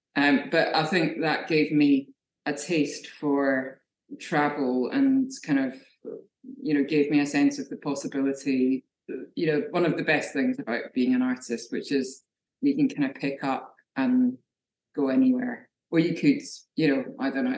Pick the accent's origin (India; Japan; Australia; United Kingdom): United Kingdom; Scotland; now in Brighton, United Kingdom; I'm a Scottish figurative painter.